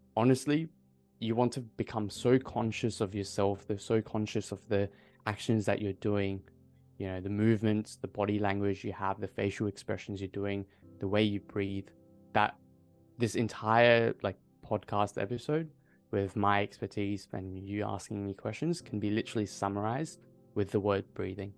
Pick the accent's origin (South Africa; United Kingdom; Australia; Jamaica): Australia; Adelaide, South Australia; I'm from Adelaide.